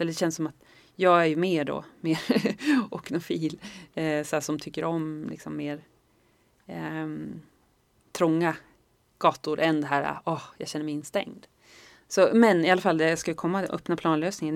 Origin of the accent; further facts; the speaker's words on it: Norrland, Sweden; jag är från Norrland